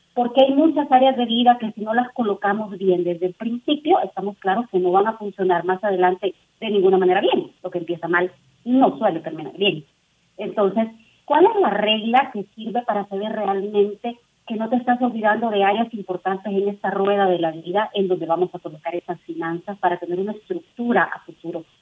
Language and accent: Spanish; El Salvador; now in Mexico; yo soy de El Salvador, tengo mi estructura, vivo en un país que es México